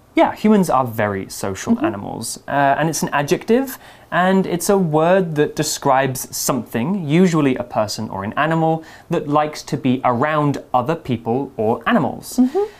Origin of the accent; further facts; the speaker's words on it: on the North Sea coast, England, United Kingdom; where I'm from uh, really? in, in England